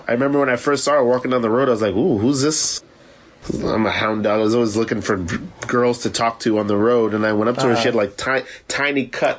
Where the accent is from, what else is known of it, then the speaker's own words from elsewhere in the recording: Florida, United States; also born or lived in Savannah, Georgia; now in New York, United States; I'm from Florida, and I went to school in Savannah. Like, I spent a lot of time in the South.